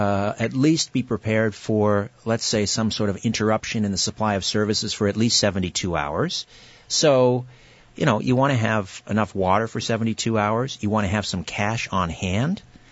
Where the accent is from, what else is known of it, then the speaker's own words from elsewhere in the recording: Brantford, Ontario, Canada; the last time I ran into Paul was at the, it was the Cosmic Expo in my hometown, Brantford, last summer.